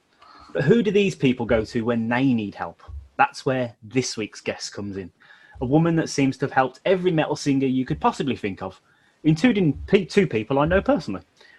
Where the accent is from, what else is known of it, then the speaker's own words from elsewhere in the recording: Birmingham, West Midlands, United Kingdom; I'm from Birmingham. My accent.